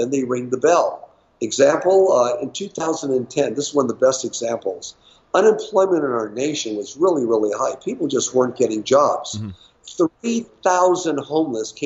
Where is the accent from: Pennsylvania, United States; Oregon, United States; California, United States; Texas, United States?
California, United States; Los Angeles; I was born and raised in Los Angeles.